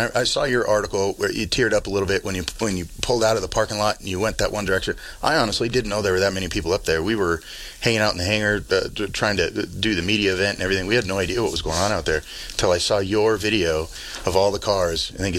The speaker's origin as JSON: {"language": "English", "town": "Billings", "region": "Montana", "country": "United States", "tie": "born or raised there", "said": "Born and raised in Billings, proud to be Billings natives."}